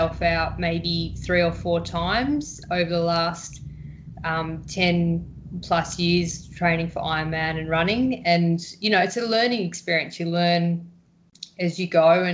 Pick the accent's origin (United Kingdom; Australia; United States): Australia; Victoria; also born or lived in Fremantle, Western Australia; now in Western Australia, Australia; I'm from Victoria, so over there we row and it's quite nice weather. And when I came over here